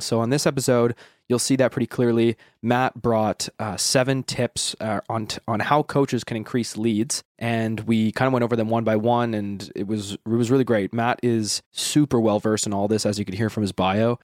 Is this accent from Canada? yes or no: yes; Western Canada, Canada; I'm from Western Canada